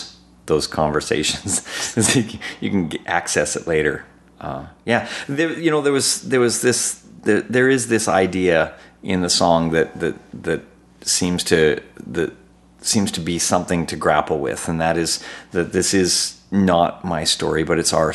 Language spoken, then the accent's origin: English; Canada; As a Canadian